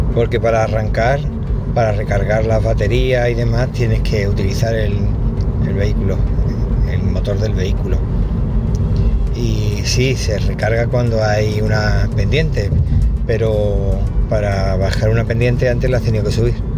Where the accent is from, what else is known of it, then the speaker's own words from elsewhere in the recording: Cádiz, Andalusia, Spain; now in Málaga, Spain; en mi tierra, en Cádiz, bueno, en mi tierra de nacimiento, porque ya llevo más tiempo en Málaga que en Cádiz